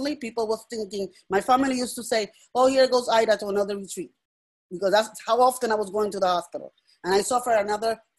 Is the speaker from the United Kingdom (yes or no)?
no; Puerto Rico; moved away; I'm originally from Puerto Rico, so I'm bilingual